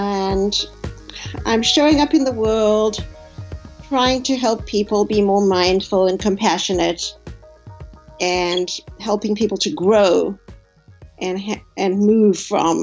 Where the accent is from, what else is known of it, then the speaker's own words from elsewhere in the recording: South Africa; moved away as an adult; now in United States; I grew up in South Africa under the last years of apartheid